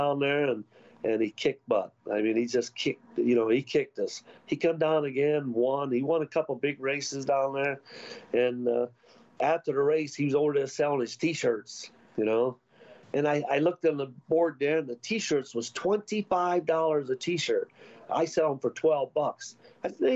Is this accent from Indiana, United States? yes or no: yes; Gary, Indiana, United States; I grew up in Gary, Indiana, a little town named Black Oak